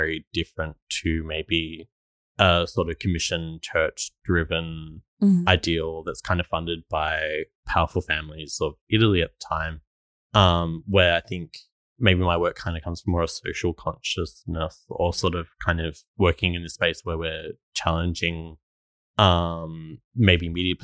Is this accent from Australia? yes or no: yes; Australia; also born or lived in Melbourne / Stradbroke Island; growing up in Australia